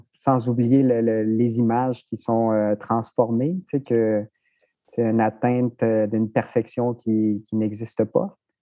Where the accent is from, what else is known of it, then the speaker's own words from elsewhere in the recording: Rimouski, Quebec, Canada; also born or lived in Mexico; now in Montreal, Canada; je suis arrivé à Rimouski à l'âge de 7 ans. Donc, je suis originaire du Mexique